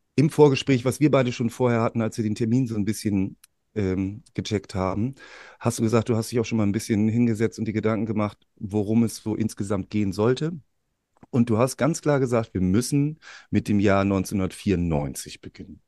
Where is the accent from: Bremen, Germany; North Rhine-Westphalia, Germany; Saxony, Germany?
Bremen, Germany; wir beide als Bremer